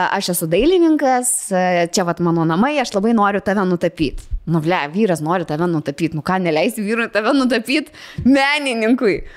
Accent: Vilnius, Vilnius County, Lithuania; aš esu iš Vilnius

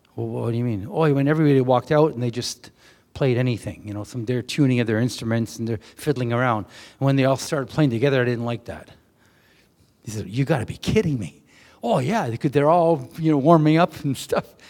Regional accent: Canada; we come from Canada

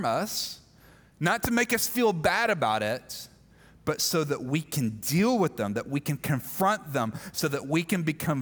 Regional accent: Mississippi, United States; I grew up in Mississippi

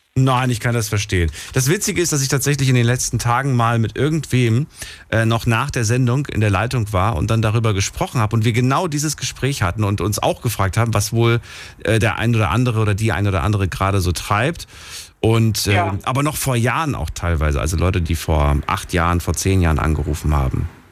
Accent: Thuringia, Germany; von meinem Geburtsort in Thüringen

